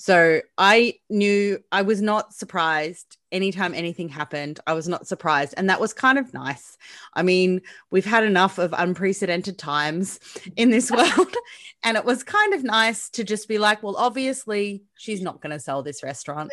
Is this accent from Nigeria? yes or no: no; Australia; I'm Australian.